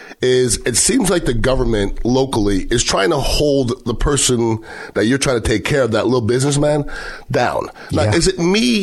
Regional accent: Montreal, Quebec, Canada; now in Bay Area, United States; I'm from Montreal, Canada, which is one of the more beautiful cities.

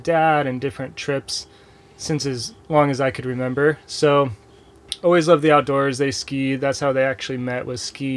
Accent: San Diego, California, United States; I grew up in San Diego

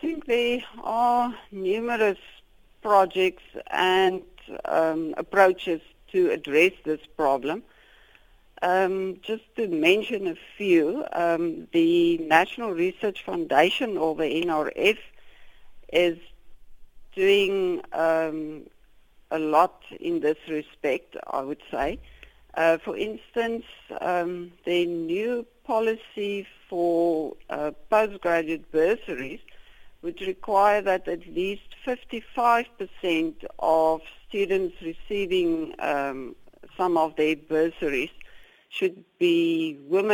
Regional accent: South Africa; as South African Africans scientists

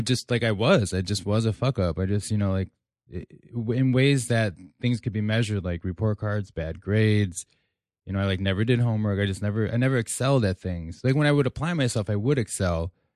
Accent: Elgin, Illinois, United States; I'm from Elgin, Illinois

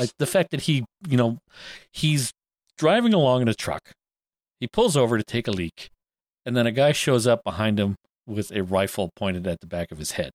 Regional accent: Canada; I'm Canadian and we say Z instead

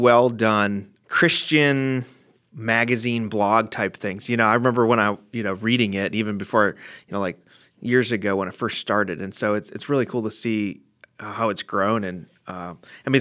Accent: Chicago, Illinois, United States; I was born and raised in the Chicago area

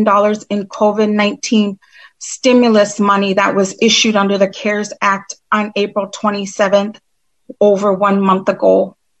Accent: United States; I'm Turtle Clan from the Oneida Nation

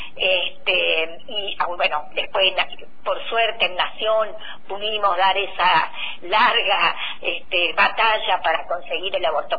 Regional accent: Río Negro, Argentina; nosotros en Río Negro

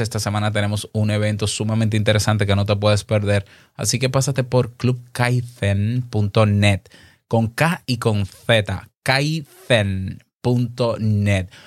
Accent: Dominican Republic; aquí en mi país, República Dominicana

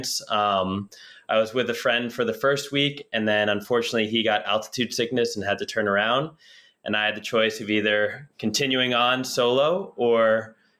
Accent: New Jersey, United States; I grew up in New Jersey

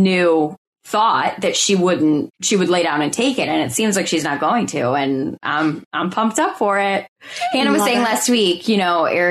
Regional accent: United States; as an American, I don't need a passport or anything to go there.

